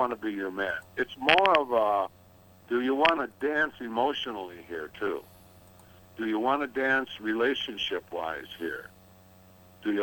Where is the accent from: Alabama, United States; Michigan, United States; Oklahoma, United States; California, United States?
Michigan, United States; Detroit; I was born with my brother in Detroit City, and mom and daddy raised us